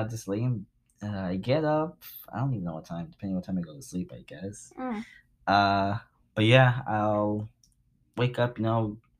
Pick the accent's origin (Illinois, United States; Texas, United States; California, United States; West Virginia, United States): California, United States; Compton; we're both from Compton